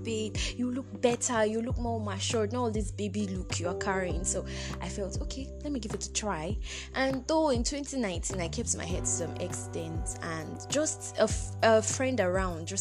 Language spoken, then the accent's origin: English; Nigeria; I actually traveled out of my hometown